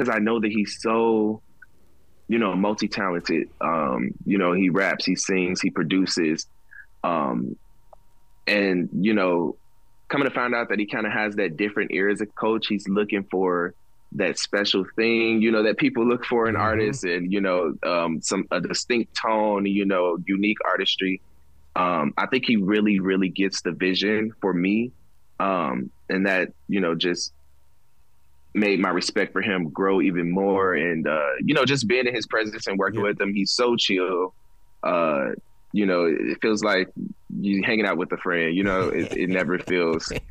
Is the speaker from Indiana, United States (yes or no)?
yes; Gary, Indiana, United States; I'm from Gary, Indiana